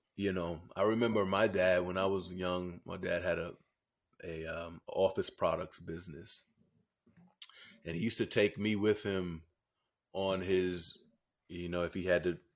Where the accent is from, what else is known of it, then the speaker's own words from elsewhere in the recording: New York City, New York, United States; I grew up in Harlem, New York